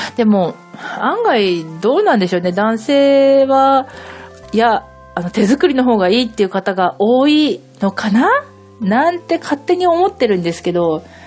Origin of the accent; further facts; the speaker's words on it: Hokkaido, Japan; now in Kanagawa, Japan; 私は北海道出身なんですけれども